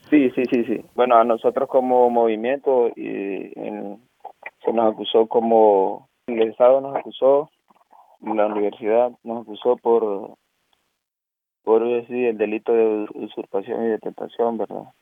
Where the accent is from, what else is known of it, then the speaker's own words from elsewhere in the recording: Choluteca, Honduras; moved away as an adult; now in Stralsund, Germany; soy de, de Honduras, de Choluteca